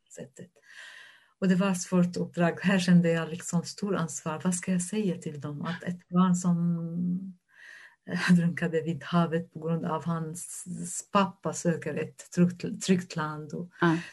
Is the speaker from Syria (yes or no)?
yes; Syria; Swedish is a second language; moved away as an adult; also born or lived in Damascus, Syria / Lebanon; now in Norrköping, Sweden; jag som en människa kommer från Syrien